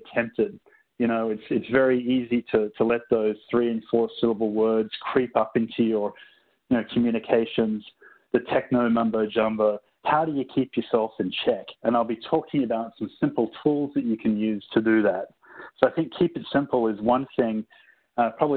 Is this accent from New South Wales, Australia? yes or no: yes; Sydney, New South Wales, Australia; moved away as an adult; also born or lived in Singapore / Cupertino, California; Originally, I'm from Sydney, Australia.